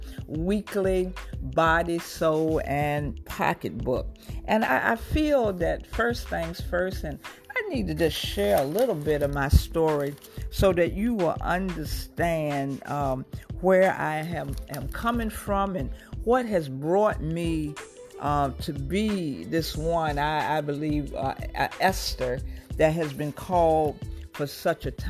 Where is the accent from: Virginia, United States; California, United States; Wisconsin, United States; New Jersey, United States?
Virginia, United States; Portsmouth; I grew up in Portsmouth, Virginia, and I was an honor student